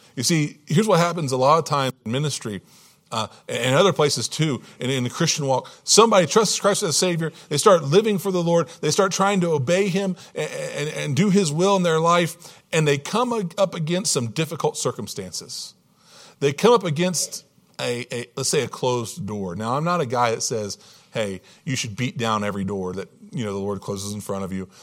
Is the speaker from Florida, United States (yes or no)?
no; Hampton Roads, Virginia, United States; I was born and raised in Hampton Roads, Virginia, Virginia Beach, Yorktown, that, that area, Norfolk, that, that area of Virginia